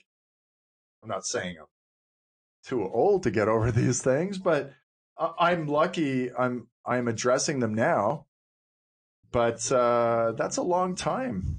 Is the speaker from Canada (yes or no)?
yes; Cape Breton, Nova Scotia, Canada; I was raised in Cape Breton